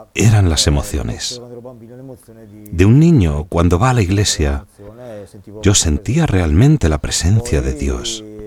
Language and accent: Spanish; Lumezzane, Lombardy, Italy; de Lumezzane, en la provincia de Brescia, Italia